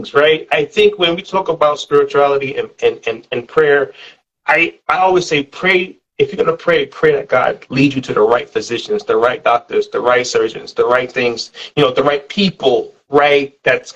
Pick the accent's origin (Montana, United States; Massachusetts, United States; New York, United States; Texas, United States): New York, United States; growing up in New York